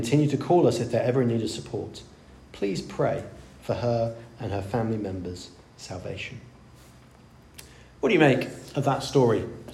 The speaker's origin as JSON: {"language": "English", "country": "India", "tie": "born or raised there", "moved": "yes", "said": "I grew up in India"}